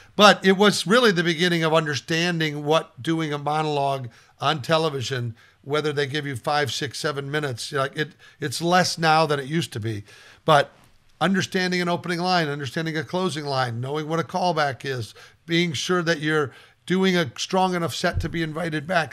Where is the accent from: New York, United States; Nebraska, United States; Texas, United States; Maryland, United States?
Nebraska, United States; I grew up in Nebraska